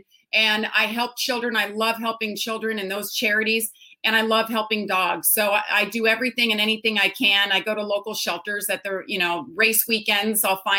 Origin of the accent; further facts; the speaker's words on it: California, United States; I'm an only child, and I actually was born and raised in Lake Tahoe, California.